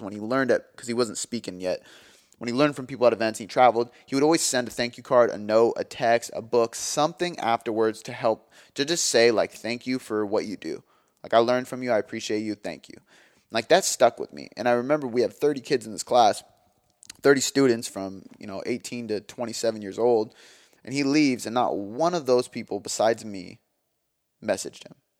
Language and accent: English; Milton, Washington, United States; also born or lived in Des Moines; my hometown of Milton